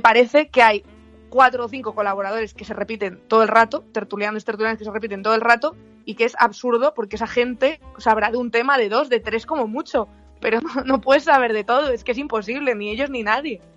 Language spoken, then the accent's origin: Spanish; León, Castile and León, Spain; yo soy de León